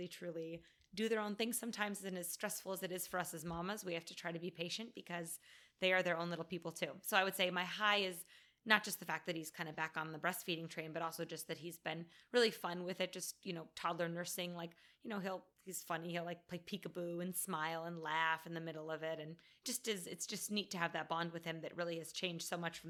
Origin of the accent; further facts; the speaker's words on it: Arizona, United States; now in Rhode Island, United States; I was born and raised in Arizona. I'm an Arizonan